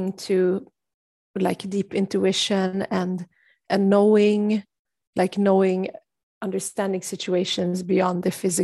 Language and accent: English; Sweden; growing up in Sweden